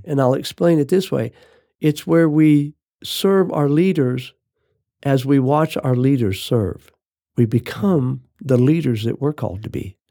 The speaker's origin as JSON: {"language": "English", "town": "Phoenix", "region": "Arizona", "country": "United States", "tie": "born or raised there", "said": "I was raised in Phoenix, Arizona"}